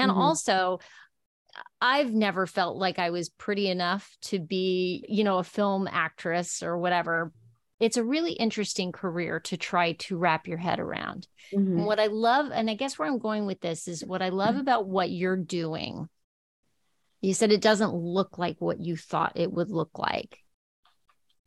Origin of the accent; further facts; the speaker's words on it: El Paso, Texas, United States; moved away as an adult; also born or lived in New York; I grew up in El Paso, Texas